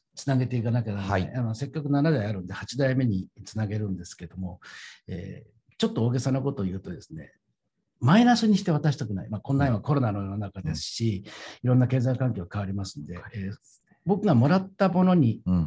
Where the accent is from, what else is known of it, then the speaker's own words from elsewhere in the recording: Tokyo, Japan; 芝で生まれて芝で育った、えまあ、江戸っ子の、えー、端くれ